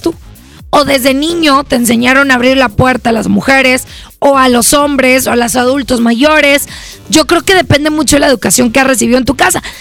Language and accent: Spanish; Mexico; como mexicanos